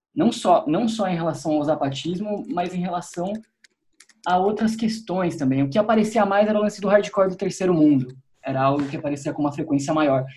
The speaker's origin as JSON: {"language": "Portuguese", "town": "Piracicaba", "region": "São Paulo", "country": "Brazil", "tie": "born or raised there", "said": "foi numa cidade do interior, em Piracicaba, onde eu cresci"}